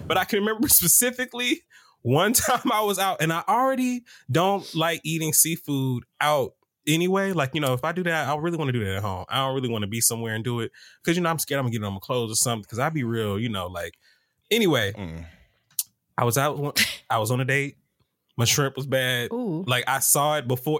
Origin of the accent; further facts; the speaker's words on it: Atlanta, Georgia, United States; I'm from Atlanta